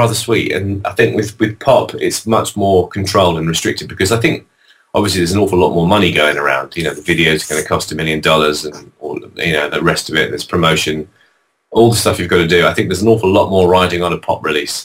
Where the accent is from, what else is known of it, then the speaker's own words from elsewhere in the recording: London, United Kingdom; I'm some bloke from London.